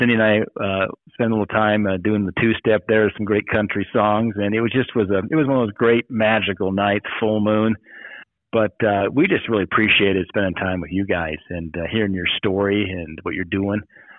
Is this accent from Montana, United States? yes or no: yes; Bozeman, Montana, United States; It's just our way of life as Montanans. It started when I was a little kid growing up in Bozeman